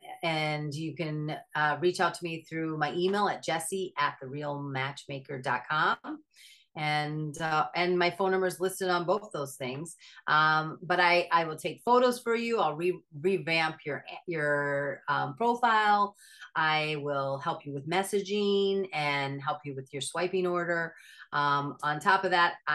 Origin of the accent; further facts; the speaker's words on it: Minnesota, United States; I'm from Minnesota.